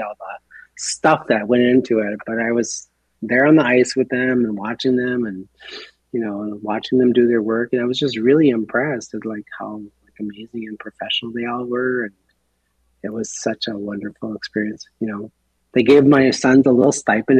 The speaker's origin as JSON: {"language": "English", "town": "Minneapolis", "region": "Minnesota", "country": "United States", "tie": "born or raised there", "moved": "yes", "said": "being a young man, growing up in the Twin Cities"}